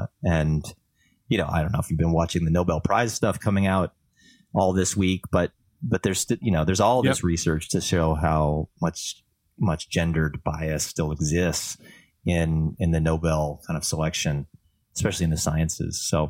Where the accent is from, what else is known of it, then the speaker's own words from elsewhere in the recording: Canada; first language French; English is a second language; You know, I'm Canadian as a French speaker, and I can tell you that it's defined, you know.